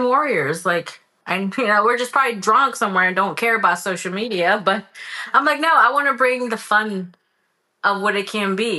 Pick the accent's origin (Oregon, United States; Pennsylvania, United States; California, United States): California, United States; moved away as an adult; I'm from California